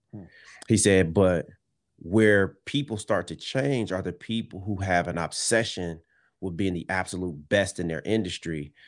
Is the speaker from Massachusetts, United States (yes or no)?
no; Detroit, Michigan, United States; we grew up in Detroit